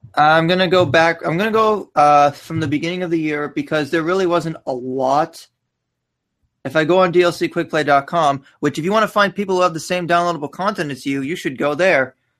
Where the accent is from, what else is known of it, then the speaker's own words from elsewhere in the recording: Canada; I'm Canadian